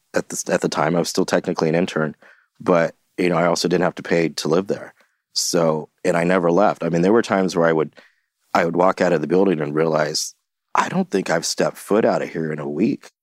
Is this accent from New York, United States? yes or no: no; Santa Barbara, California, United States; moved away as an adult; also born or lived in Los Angeles; now in San Francisco, United States; I grew up in Santa Barbara